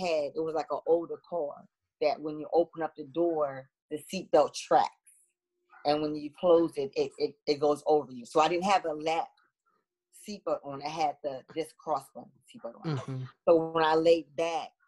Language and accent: English; Chester, Pennsylvania, United States; I am from Chester, Pennsylvania. I was born and raised here